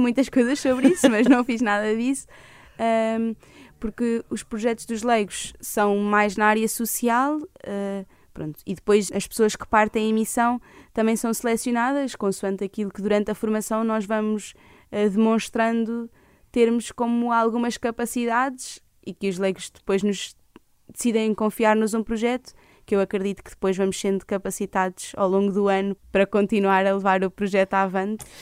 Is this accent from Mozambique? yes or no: no; Leiria, Leiria District, Portugal; also born or lived in Lisbon; eu sou de Leiria